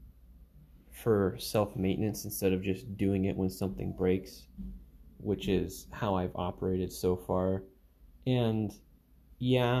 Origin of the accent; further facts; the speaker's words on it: Alaska, United States; moved away; I come from Alaska